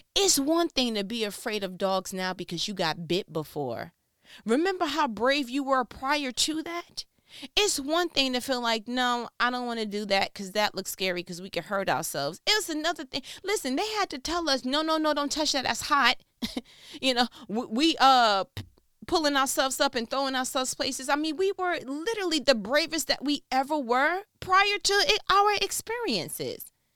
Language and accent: English; New York, United States; I'm from New York